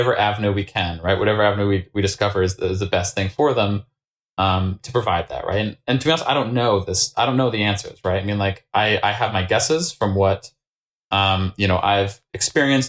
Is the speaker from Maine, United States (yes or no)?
yes; Maine, United States; I grew up in Maine